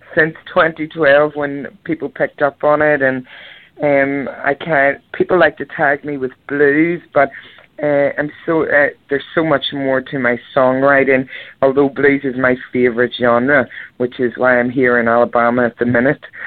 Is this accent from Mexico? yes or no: no; Belfast, Northern Ireland, United Kingdom; I was born in Belfast, Northern Ireland, and uh, I was on the cover scene back home for 25 years in wedding bands.